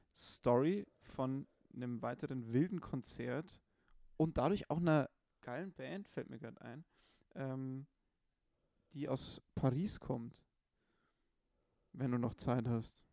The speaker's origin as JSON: {"language": "German", "town": "Munich", "region": "Bavaria", "country": "Germany", "said": "ich war als Bayer, der halt als Müncher schon ein bisschen gewöhnt ist an höhere Bierpreise"}